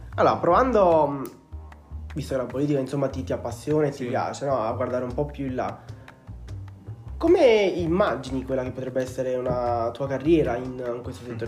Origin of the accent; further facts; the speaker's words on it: Angri, Campania, Italy; Nato, cresciuto e pasciuto nel nostro paese